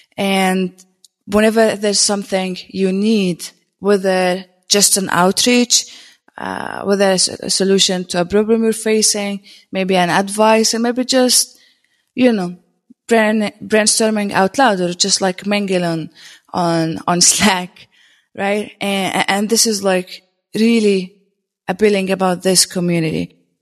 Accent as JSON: {"language": "English", "country": "Jordan", "said": "I'm a technologist from Jordan."}